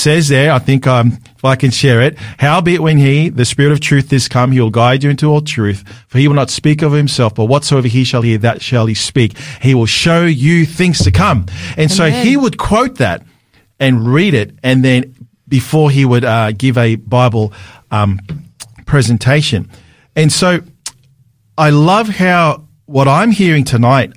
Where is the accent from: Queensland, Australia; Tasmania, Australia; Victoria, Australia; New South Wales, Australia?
New South Wales, Australia; Sydney; I'm from Sydney, so living in Sydney.